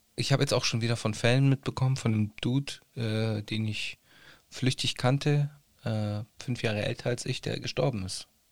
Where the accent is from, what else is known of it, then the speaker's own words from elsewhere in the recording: Italy; als Italiener